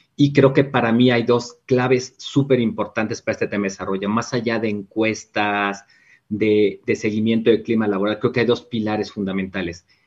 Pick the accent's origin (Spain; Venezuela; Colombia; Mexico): Mexico; como muchos mexicanos